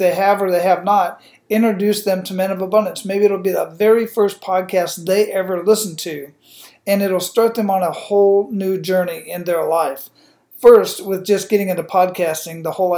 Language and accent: English; Phoenix, Arizona, United States; I'm originally from Phoenix, Arizona